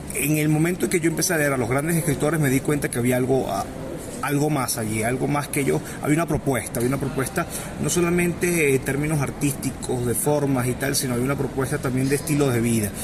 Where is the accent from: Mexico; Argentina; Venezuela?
Venezuela; este bagaje que uno ha tenido siendo venezolano